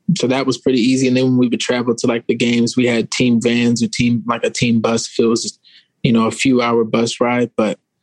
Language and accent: English; Arizona, United States; I grew up in Arizona